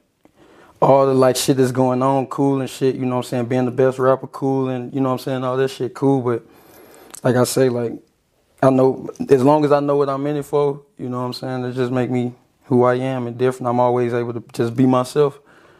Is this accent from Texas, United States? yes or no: no; St. Louis County, Missouri, United States